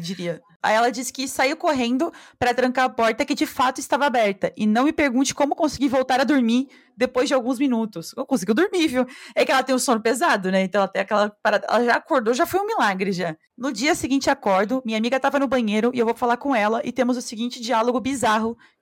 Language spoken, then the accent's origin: Portuguese; Brazil; A gente é, é brasileira mais esperto porque a gente mora na vida selvagem